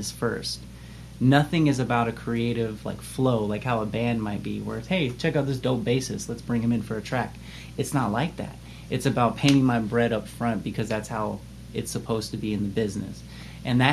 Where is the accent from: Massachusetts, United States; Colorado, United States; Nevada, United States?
Nevada, United States; Las Vegas; Vegas is such an interesting place, and I haven't lived anywhere else